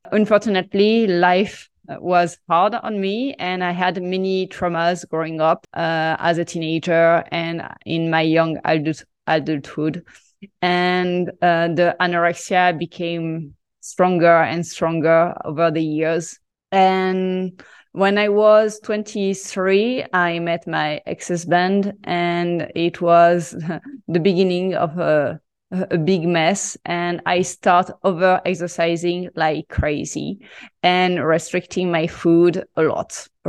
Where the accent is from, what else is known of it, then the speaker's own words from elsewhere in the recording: Marseille, Provence-Alpes-Côte d'Azur, France; English is a second language; So I'm so French, and I grew up in Marseille having traditional Mediterranean diet.